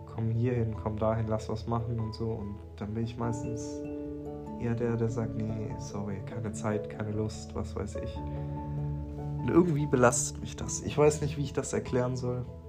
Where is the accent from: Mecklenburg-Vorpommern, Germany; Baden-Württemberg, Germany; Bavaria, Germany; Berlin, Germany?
Baden-Württemberg, Germany; near Stuttgart; ich komme aus der Nähe von Stuttgart